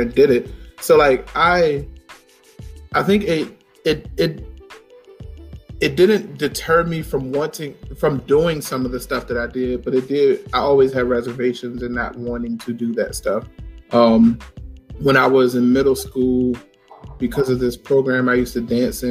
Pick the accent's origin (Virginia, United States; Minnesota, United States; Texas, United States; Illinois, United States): Virginia, United States; Richmond; where I grew up in Richmond